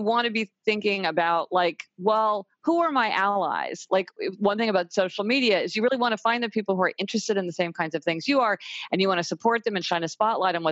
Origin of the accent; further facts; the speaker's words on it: Kansas City, Missouri, United States; now in New York City, United States; I live in New York City. I came from Kansas City, Missouri.